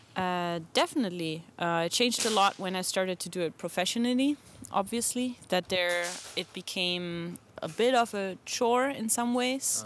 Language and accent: English; Germany; now in Portland, United States; Germany, but I live in Portland, Oregon.